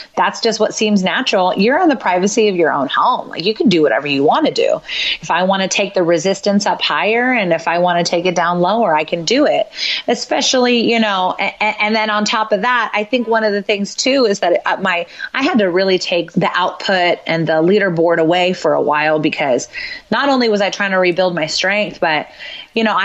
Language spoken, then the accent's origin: English; West Coast, United States; we're from the West Coast